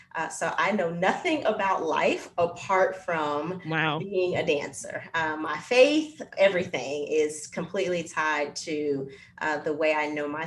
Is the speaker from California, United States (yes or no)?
yes; Los Angeles, California, United States; I am a Black woman born and raised in Los Angeles, California